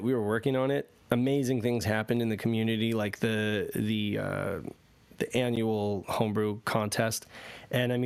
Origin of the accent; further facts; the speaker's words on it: United States; we are all from the United States